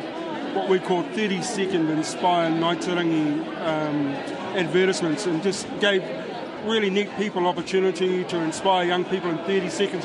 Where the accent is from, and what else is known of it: Tauranga, Bay of Plenty, New Zealand